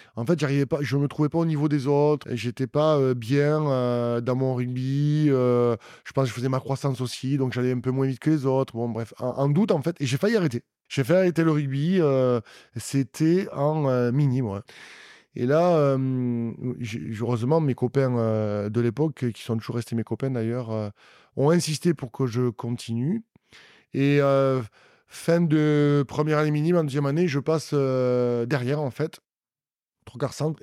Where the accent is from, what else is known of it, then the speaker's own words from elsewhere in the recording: Auch, Occitania, France; also born or lived in Agen; je suis né à Auch donc je suis un vrai, un vrai un vrai gersois, et mes parents sont de là.